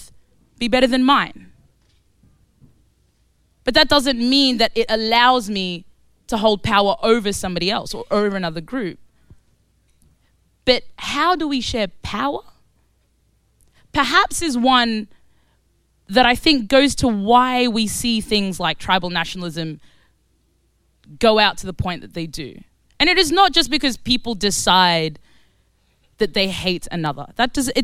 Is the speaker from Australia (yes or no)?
yes; Australia; moved away as an adult; also born or lived in Khartoum, Sudan; now in London, United Kingdom; So I was born in Sudan. I was born in Khartoum, Sudan. And I grew up in Australia, and I now live in East London